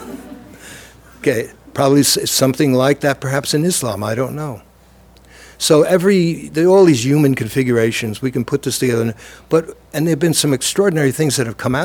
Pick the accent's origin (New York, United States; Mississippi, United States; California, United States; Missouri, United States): New York, United States; New York City; also born or lived in Lower East Side, Manhattan; Growing up in the Lower East Side and then in Brooklyn